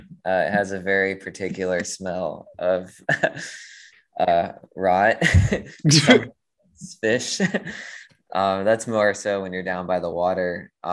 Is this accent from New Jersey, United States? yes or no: no; Eastern Panhandle of West Virginia, United States; moved away as an adult; now in Baltimore, United States; I didn't grow up in Baltimore. I grew up mostly in the Eastern Panhandle of West Virginia